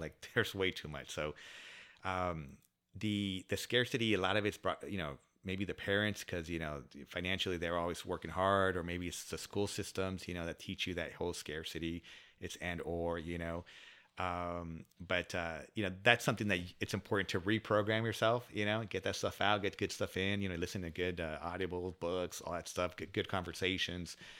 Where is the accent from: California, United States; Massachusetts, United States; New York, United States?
California, United States; San Diego; also born or lived in Coronado; born and raised in San Diego. So I'm a s, s, local San Diegan